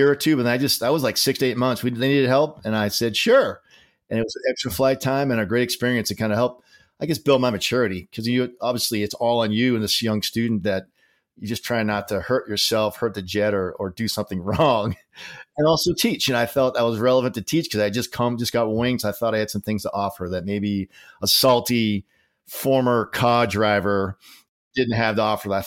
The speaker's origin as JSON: {"language": "English", "region": "Massachusetts", "country": "United States", "said": "He was from Swampscott, Massachusetts, so uh, he had a special relationship with me because I was from Mass. I got more abuse because I had the correct accent."}